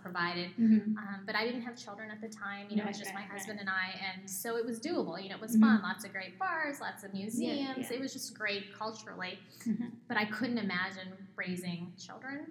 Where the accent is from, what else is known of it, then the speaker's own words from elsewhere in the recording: Southern California, United States; moved away as an adult; also born or lived in New Jersey / New York; now in Arizona, United States; I'm born and bred in California